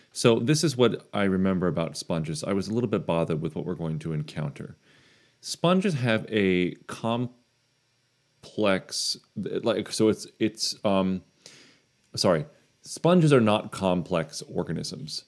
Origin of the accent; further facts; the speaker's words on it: New Smyrna Beach, Florida, United States; New Smyrna Beach in Florida